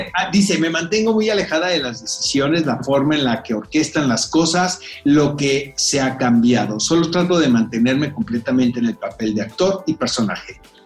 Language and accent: Spanish; Mexico; como mexicanos